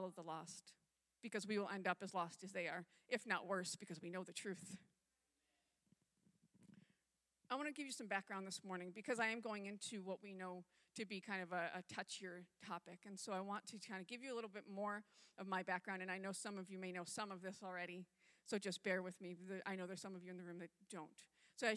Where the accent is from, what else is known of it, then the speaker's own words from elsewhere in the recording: upstate New York, United States; moved away; I grew up on the East Coast in upstate New York